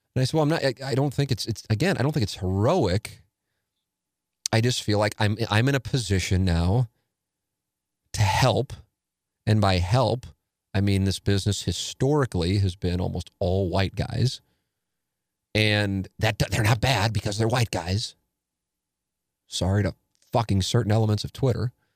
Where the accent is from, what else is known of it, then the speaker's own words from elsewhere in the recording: St. Louis, Missouri, United States; growing up in South Saint Louis